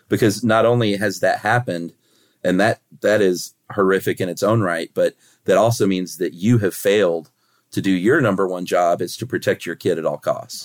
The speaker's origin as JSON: {"language": "English", "country": "United States", "said": "as an American"}